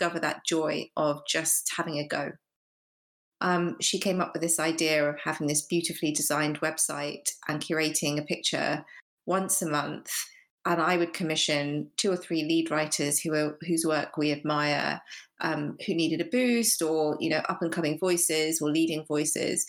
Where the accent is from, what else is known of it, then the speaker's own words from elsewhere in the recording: United Kingdom; I'm British Asian